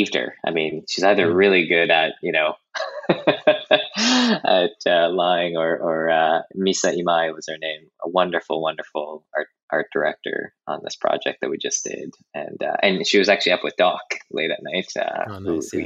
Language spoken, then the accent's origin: English; Canada; growing up in Canada, I had a really interesting relationship with Japanese culture.